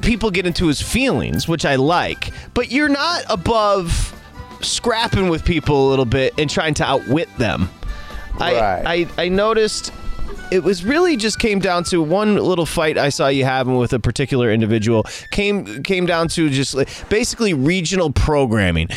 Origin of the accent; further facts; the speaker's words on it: Michigan, United States; growing up in Michigan